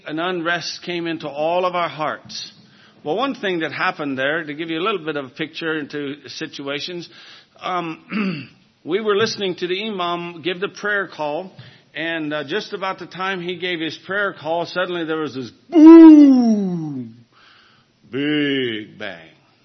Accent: United States

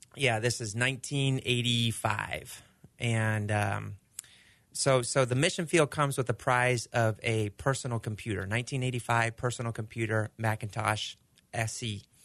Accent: Argentina; now in United States; growing up in Argentina

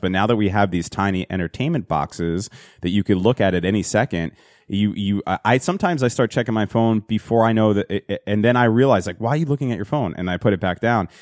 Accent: Hazlet, New Jersey, United States; it was a place in Hazlet, New Jersey where we grew up

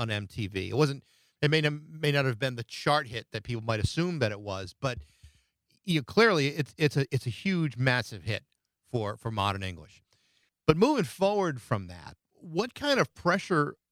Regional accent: Massachusetts, United States; my hometown in Massachusetts

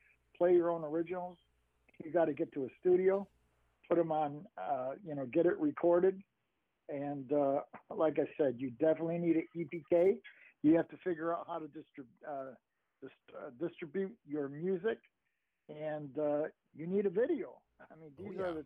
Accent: Syracuse, New York, United States; I grew up on the Onondaga Nation, though, which is in Syracuse, New York

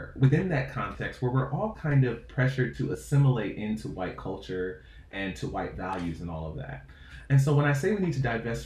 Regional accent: Stone Mountain, Georgia, United States; moved away as an adult; also born or lived in New York City; I grew up in Stone Mountain, Georgia

